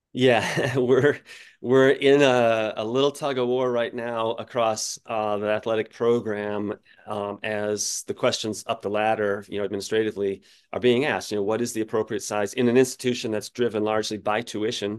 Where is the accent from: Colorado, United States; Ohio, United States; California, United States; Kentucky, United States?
Colorado, United States; I grew up in Colorado